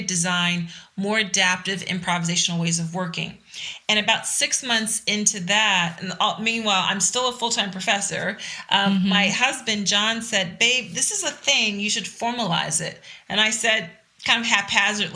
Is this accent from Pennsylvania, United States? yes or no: yes; Philadelphia, Pennsylvania, United States; I am a resident of Philadelphia, which is also the city where I was born and raised